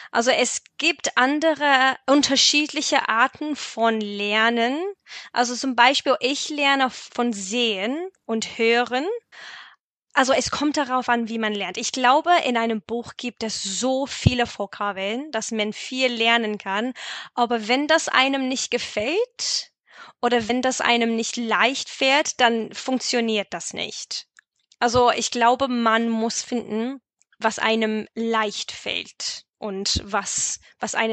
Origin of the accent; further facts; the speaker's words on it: West Midlands, United Kingdom; German is a second language; moved away; Aber ja, also ich komme aus Worcestershire, aber ich habe meine Stadt vor puh, acht oder neun Jahren verlassen. Also ich habe meinen Akzent ein bisschen verloren